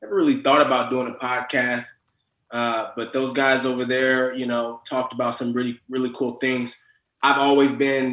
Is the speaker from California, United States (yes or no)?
yes; Fremont, California, United States; also born or lived in Oakland; I grew up more so in Fremont, which is kind of like a 20-minute, you know, distance there